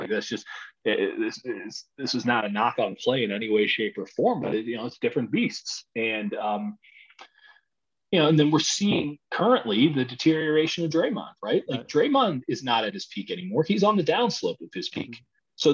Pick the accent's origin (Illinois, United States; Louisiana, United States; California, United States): Illinois, United States; Chicago; I grew up in Chicago, man.